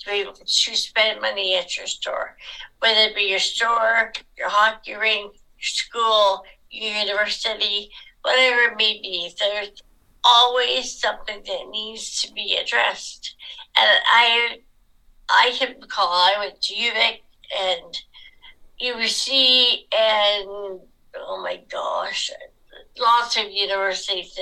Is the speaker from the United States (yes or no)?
no; England, United Kingdom; now in Nanaimo, Canada; I was born in England, so I am British by birth.